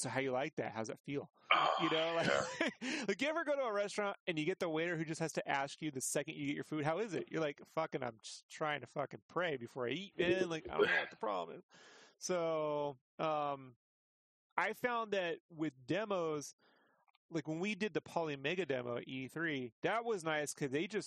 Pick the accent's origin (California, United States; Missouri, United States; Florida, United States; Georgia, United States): California, United States; San Diego; moved away as an adult; now in Idaho, United States; I went to Comic-Con, which was my favorite thing to do as a kid. In San Diego